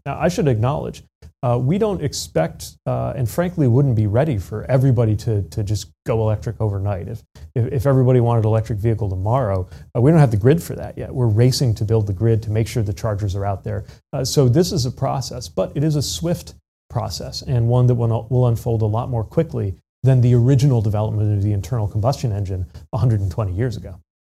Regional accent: South Bend, Indiana, United States; my hometown of South Bend

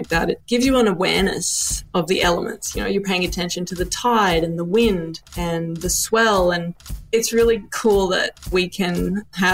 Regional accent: Kingscliff, New South Wales, Australia; we grew up in Kingscliff, which is a little beach town in northern New South Wales, which is on the east coast of Australia.

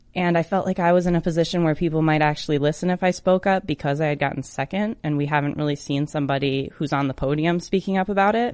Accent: Michigan, United States; my home state in Detroit, Michigan. I drove over to Detroit from Kalamazoo

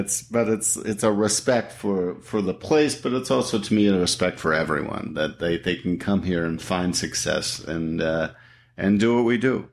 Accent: Canada; now in United States; I'm from Canada, so I've been here twenty-four years now

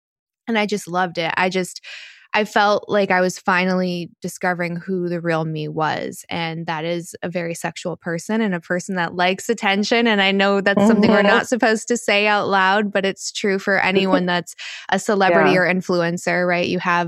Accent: North Carolina, United States; 31, about to be 32, and North Carolina.

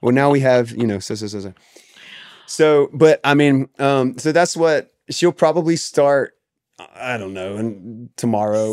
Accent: the South, United States; I grew up in the South

